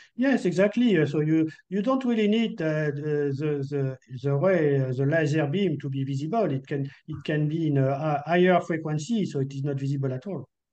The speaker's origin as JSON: {"language": "English", "country": "France", "accent": "French", "second_language": "English"}